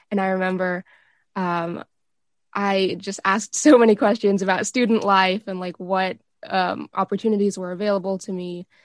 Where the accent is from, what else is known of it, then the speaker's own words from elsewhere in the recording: Santa Monica, California, United States; I'm a mechanical engineering major from Los Angeles, uh, more specifically Santa Monica.